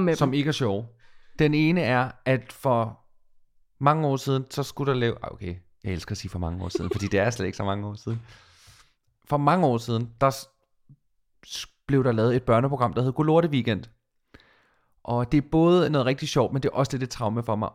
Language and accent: Danish; Falster, Zealand, Denmark; now in Copenhagen, Denmark; jeg er fra Falster